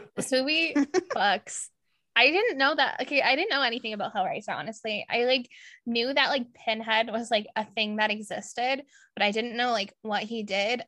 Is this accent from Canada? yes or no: yes; Ontario, Canada; I'm from Ontario